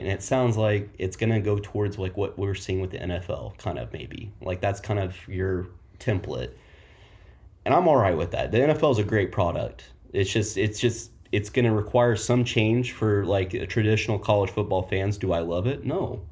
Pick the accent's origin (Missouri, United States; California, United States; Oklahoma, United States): Oklahoma, United States; now in Kansas City, United States; I'm from Oklahoma. Uh, grew up in the Bob Stoops era